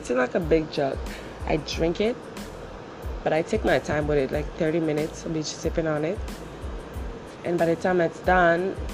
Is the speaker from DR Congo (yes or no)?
yes; DR Congo; English is a second language; now in Canada; I live in Canada right now, but I'm from Africa. I'm from Zaire